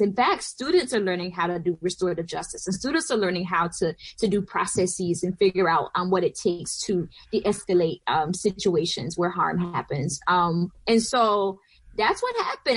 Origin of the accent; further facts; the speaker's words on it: Southwest Georgia, United States; also born or lived in Atlanta, Georgia; now in New York City, United States; I am from Georgia. I'm from Southwest Georgia originally, uh, near the Florida border